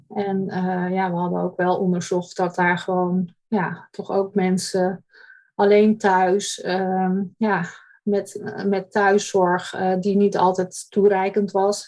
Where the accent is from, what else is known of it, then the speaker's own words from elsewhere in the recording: Bussum, North Holland, Netherlands; Ik ben geboren en getogen in het Gooi, in Bussum